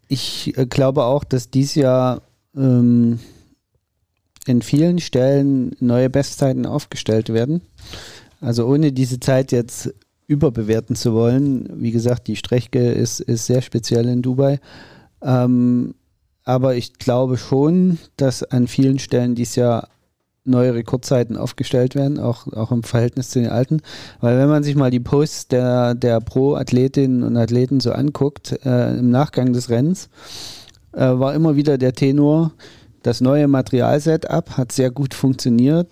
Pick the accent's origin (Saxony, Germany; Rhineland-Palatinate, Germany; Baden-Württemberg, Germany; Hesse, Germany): Saxony, Germany; als Sachse